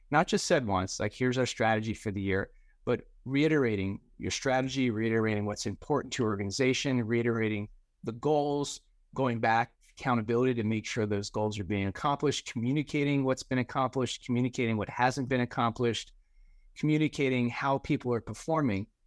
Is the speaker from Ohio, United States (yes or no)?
no; New Jersey, United States; also born or lived in New York City / Florida; I grew up in New Jersey and spent most of my career in New York City